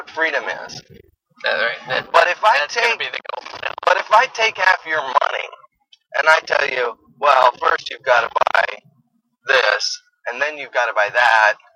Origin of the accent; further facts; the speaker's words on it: Quebec, Canada; I'm from Quebec too.